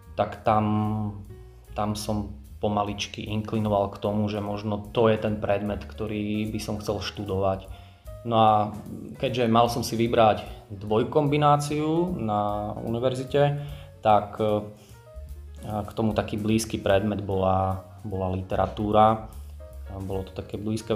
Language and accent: Slovak; Giraltovce, Prešov Region, Slovakia; moved away as an adult; also born or lived in Bratislava; now in Moldava nad Bodvou, Slovakia; ja som z Prešovského kraja, z Giraldoviec